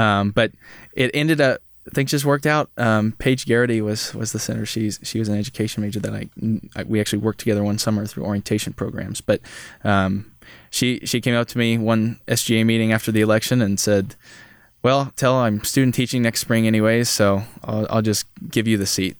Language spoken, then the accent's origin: English; Holton, Kansas, United States; moved away as an adult; now in Manhattan, Kansas, United States; I'm from Holton, Kansas, so it's just a small town north of Topeka